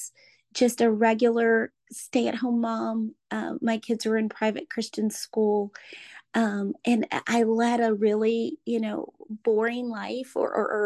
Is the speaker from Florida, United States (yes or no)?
yes; Orlando, Florida, United States; I'm from Orlando, Florida